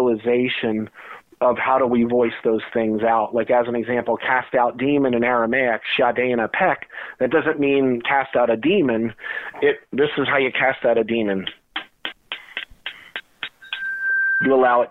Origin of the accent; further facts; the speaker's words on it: New Jersey, United States; my childhood growing up in New Jersey.